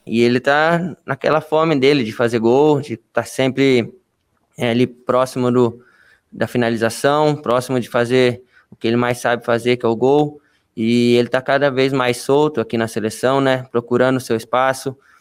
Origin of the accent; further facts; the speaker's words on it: Brazil; nós brasileiros